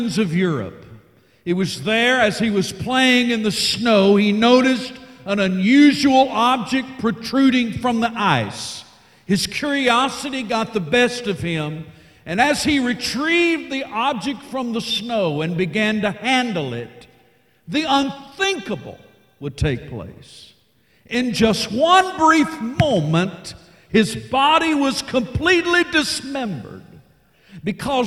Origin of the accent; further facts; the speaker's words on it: Arkansas, United States; also born or lived in Texas; I'm from the great state of Arkansas